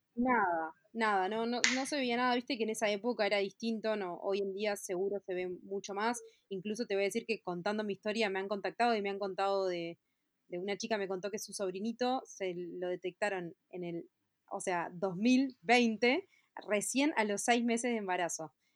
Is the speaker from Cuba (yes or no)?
no; Montevideo, Uruguay; yo nací en Montevideo, 16 de octubre del 86, tengo 33 años.